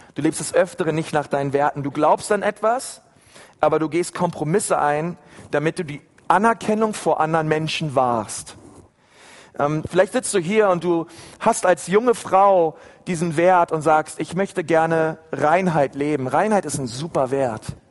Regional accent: Berlin, Germany; ich bin in, in Berlin in einer Gemeinde groß geworden

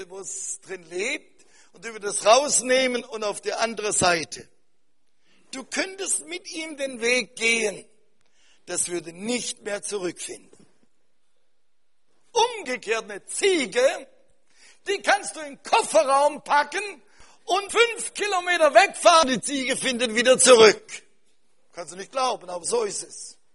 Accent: Cameroon; aber bei uns in Kamerun, da wird ein, Schaf- und Kuhhirte, wird Ganako genannt.

